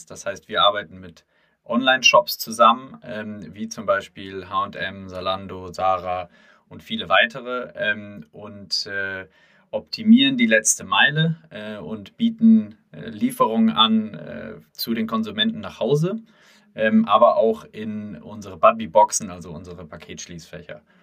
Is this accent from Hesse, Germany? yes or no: yes; Hesse, Germany; komme aus der Nähe von Frankfurt, wo ich aufgewachsen bin und äh, zur